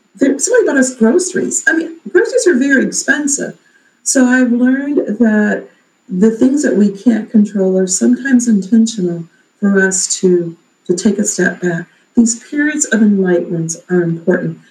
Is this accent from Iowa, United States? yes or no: no; Alabama, United States; now in Maple Heights, United States; I'm from Alabama.